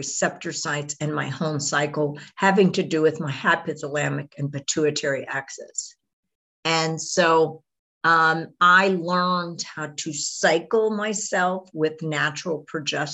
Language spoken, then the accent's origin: English; Houston, Texas, United States; I grew up in Houston, Texas.